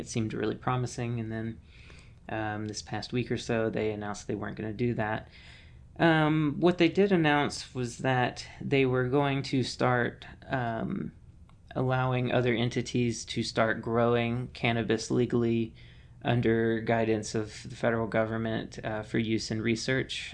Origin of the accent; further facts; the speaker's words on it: Mississippi, United States; moved away; I'm originally from Mississippi